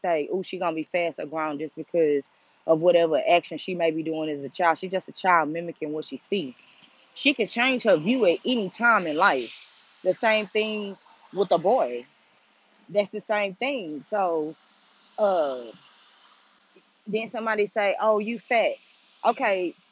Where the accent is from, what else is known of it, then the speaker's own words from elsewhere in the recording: United States; in the culture of being African American